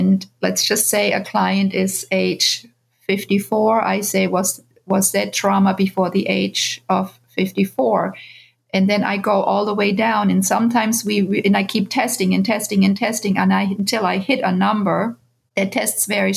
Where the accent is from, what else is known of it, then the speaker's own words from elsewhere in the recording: Bavaria, Germany; moved away as an adult; now in United States; I grew up in Germany